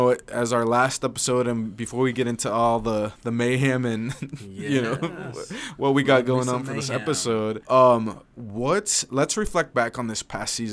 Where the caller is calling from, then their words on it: Nampa, Idaho, United States; And I'm reporting from Nampa, Idaho.